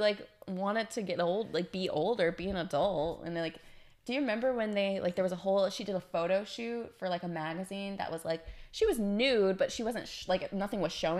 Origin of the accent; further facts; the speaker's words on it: the South, United States; I'm from the South